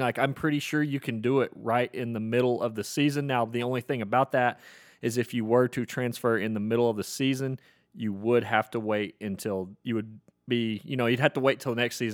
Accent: Oklahoma, United States; I grew up in Oklahoma

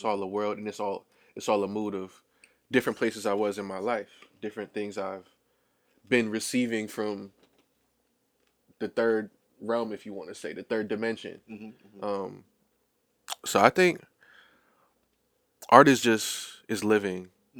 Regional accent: Boston, Massachusetts, United States; I actually went to Boston Renaissance Charter School when I was growing up in Back Bay.

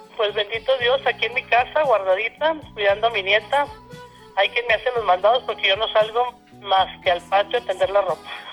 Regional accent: Madera, Chihuahua, Mexico; moved away; nací en Ciudad Madera, efectivamente, el 10 de abril del 60. Crecí en una familia pues, bastante numerosa

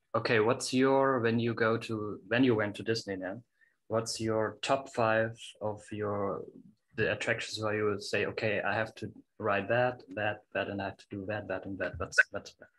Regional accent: Germany; I'm from Germany

